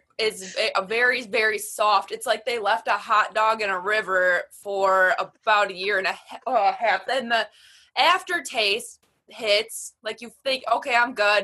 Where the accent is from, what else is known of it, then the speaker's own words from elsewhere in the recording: Wisconsin, United States; I'm from Wisconsin